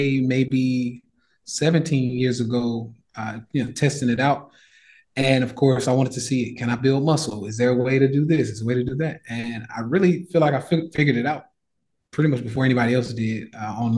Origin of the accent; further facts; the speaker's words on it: Nashville, Tennessee, United States; moved away as an adult; now in Puerto Rico; my hometown, Nashville, Tennessee